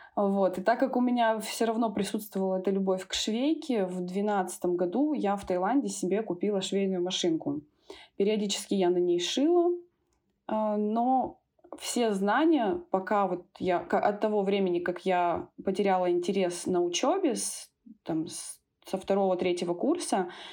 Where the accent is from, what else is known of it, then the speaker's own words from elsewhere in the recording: Tyumen, Tyumen Oblast, Russia; also born or lived in Thailand; now in Moscow, Russia; я родом из Тюмени